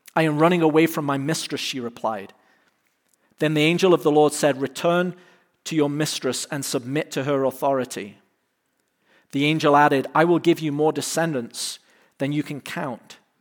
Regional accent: England, United Kingdom; now in United States; I'm from England

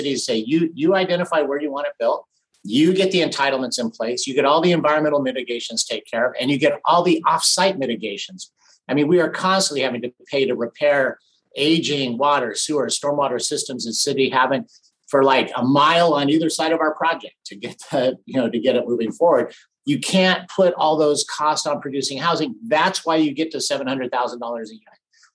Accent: Big Bear Lake, California, United States; I grew up in Big Bear Lake in Southern California

